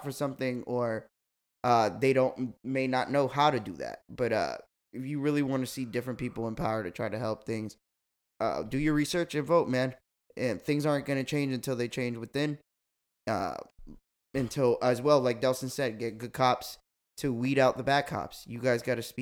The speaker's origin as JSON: {"language": "English", "region": "Florida", "country": "United States", "tie": "born or raised there", "said": "we grew up in Florida"}